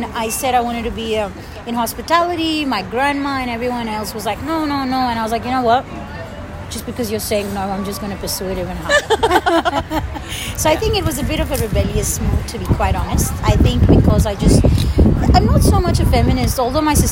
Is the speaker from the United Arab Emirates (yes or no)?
yes; Dubai, United Arab Emirates; moved away as an adult; now in Australia; I'm from Dubai, I don't need to stay here. I go back home